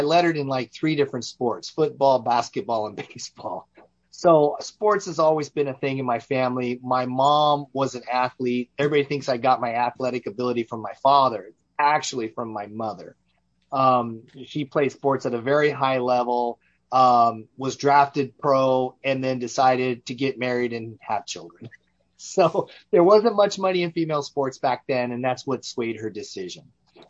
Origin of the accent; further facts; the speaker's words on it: Richmond, California, United States; also born or lived in Las Vegas, Nevada; I'm a native Californian. I was born and raised in Northern California in the San Francisco Bay Area, in the East Bay, basically, in a little town named Richmond, called Richmond, California. I grew up there